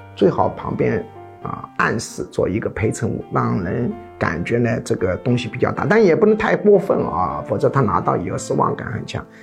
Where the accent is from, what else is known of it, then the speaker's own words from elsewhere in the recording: China; 我们中国人